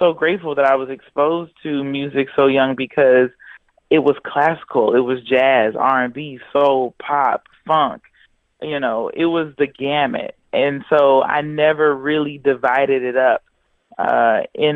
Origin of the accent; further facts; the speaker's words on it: Houston, Texas, United States; Houston, where I was born and raised in Houston, Texas.